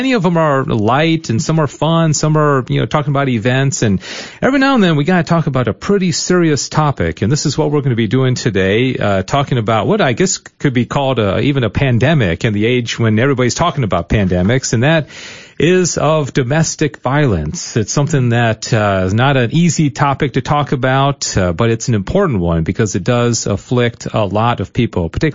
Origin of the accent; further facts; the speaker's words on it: Michigan, United States; also born or lived in Irving, Texas; now in Texas, United States; she's from Michigan, and I'm from Michigan.